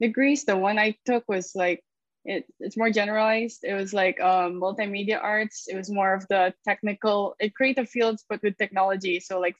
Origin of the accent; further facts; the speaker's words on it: Philippines; also born or lived in Savannah, Georgia, United States; I'm from the Philippines. Born and raised here all the way until I took my grad degree in SCAD in Savannah